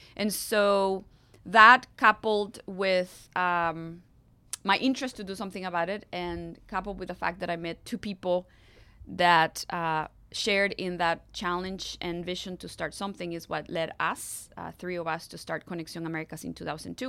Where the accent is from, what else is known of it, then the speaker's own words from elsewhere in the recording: Costa Rica; English is a second language; moved away as an adult; also born or lived in Atlanta, United States; now in Nashville, United States; as a young Costa Rican wanting to do all I could do to live my country better than I found it